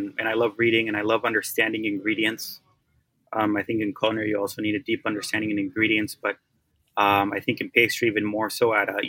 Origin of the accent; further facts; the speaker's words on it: Oaxaca, Mexico; I'm from Oaxaca.